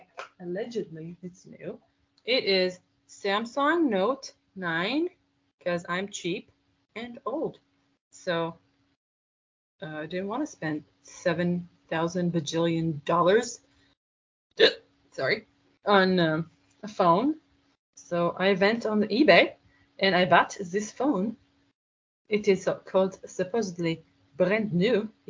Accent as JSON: {"language": "English", "country": "India", "accent": "Indian", "second_language": "English", "said": "because that's my Indian accent"}